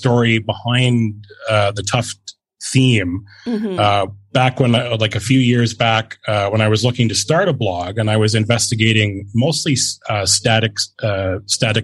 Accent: Brantford, Ontario, Canada; also born or lived in Simcoe, Ontario; My hometown, where I was born, is Brantford, Ontario

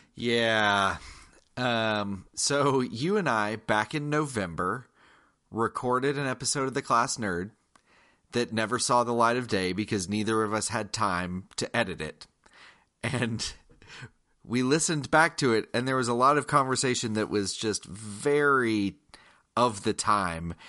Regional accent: Georgia, United States; I am from Georgia. I'm from the South

